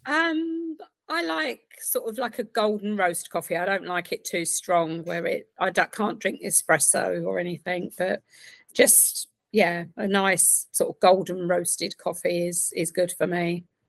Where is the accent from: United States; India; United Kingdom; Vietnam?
United Kingdom; Essex, East of England; now in Reading, United Kingdom; originally from Essex